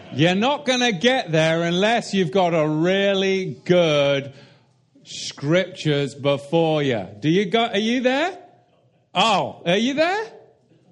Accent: United Kingdom; I come from the Tin Islands

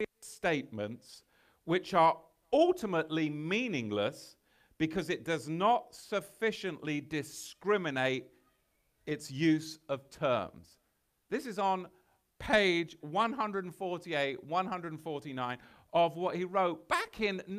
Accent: England, United Kingdom; I'm from England

